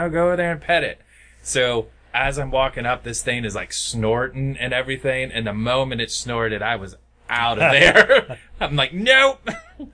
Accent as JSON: {"language": "English", "town": "Waynesville", "country": "United States", "tie": "born or raised there", "said": "I grew up in Waynesville"}